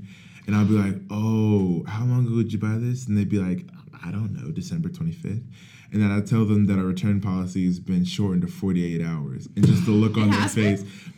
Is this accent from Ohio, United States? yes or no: yes; Akron, Ohio, United States; I'm 19. I'm from Akron, Ohio.